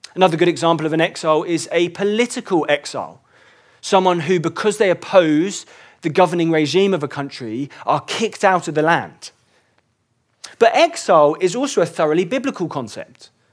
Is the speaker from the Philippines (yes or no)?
no; England, United Kingdom; I was born in England